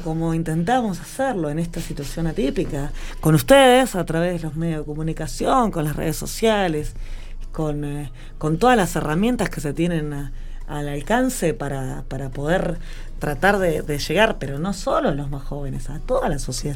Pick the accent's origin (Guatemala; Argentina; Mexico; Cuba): Argentina; Victorica, La Pampa; ser una joven de un pueblo muy chico, mi pueblo tiene 6.000 habitantes, o sea, yo soy victorica